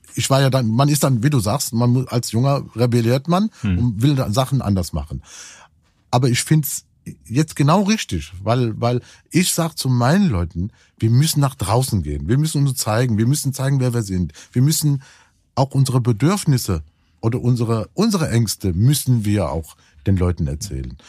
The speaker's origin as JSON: {"language": "German", "town": "Cologne", "region": "North Rhine-Westphalia", "country": "Germany", "said": "Ich bin ja auch Kölner"}